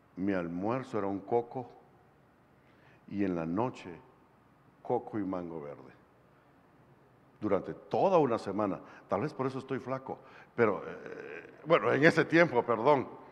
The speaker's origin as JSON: {"language": "Spanish", "country": "Guatemala", "said": "de Guatemala, un evangelista"}